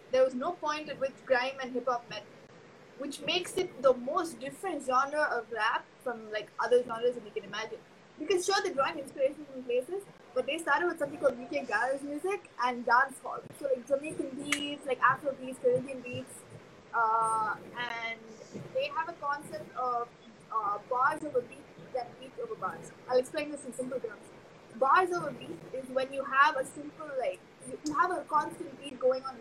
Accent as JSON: {"language": "English", "town": "Chennai", "region": "Tamil Nadu", "country": "India", "tie": "born or raised there", "accent": "Chennai Tamil", "said": "I don't have an Ur. I was born in Chennai, so uh, like my, my dad has a side, my mom has a side, but like for me it was city only."}